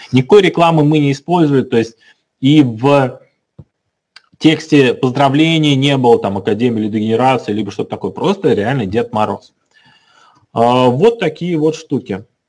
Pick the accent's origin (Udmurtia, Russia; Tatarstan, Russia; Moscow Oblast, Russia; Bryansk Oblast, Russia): Tatarstan, Russia; Kazan; Мы сами из Казани